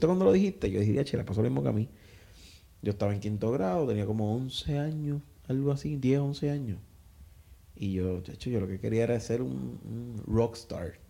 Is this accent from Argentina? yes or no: no; Coamo, Puerto Rico; yo soy de Coamo